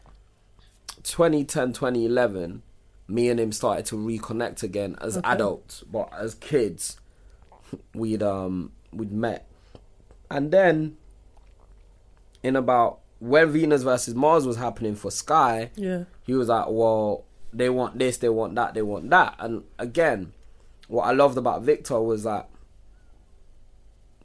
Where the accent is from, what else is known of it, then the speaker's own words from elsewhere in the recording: London, United Kingdom; we grew up in Islington